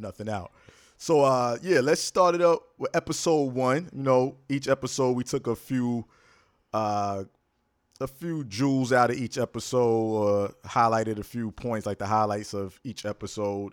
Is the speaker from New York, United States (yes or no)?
yes; New York, United States; Born and raised in New York